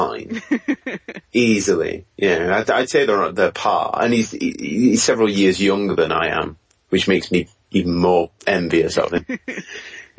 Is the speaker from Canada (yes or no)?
no; England, United Kingdom; I am actually from England.